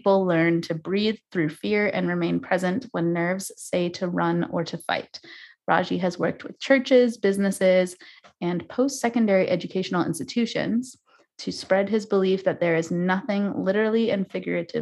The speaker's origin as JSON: {"language": "English", "region": "California", "country": "United States", "tie": "born or raised there", "moved": "yes", "lives_now": "New York, United States", "said": "based in Los Angeles, California, my home state"}